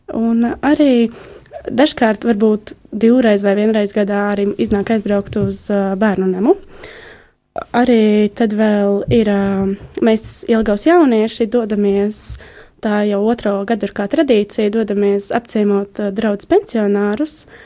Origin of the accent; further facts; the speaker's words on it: Jelgava, Jelgava Municipality, Latvia; Es nāku no Jālgavas